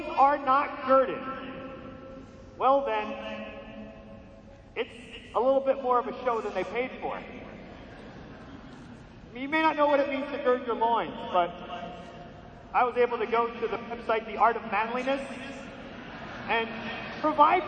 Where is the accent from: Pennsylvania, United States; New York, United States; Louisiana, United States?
New York, United States; outside of New York City, United States; We grew up outside of New York City, you know, ethnic